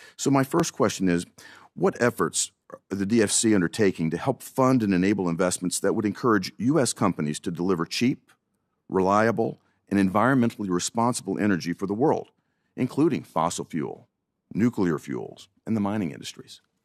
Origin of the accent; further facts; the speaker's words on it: United States; As an American, as a parent